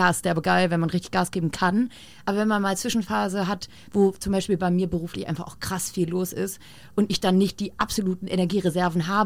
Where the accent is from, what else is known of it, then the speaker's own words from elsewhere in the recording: Hamburg, Germany; also born or lived in Berlin; Anfang 2017, ich war neu, also wieder zurück in Hamburg. Ich bin ja gebürtige